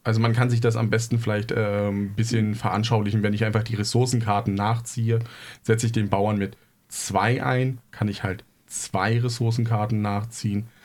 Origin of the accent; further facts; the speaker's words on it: East Germany, Germany; ich komme aus dem Osten